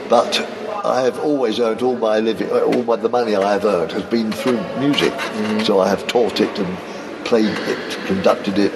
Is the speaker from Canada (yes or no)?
no; England, United Kingdom; being English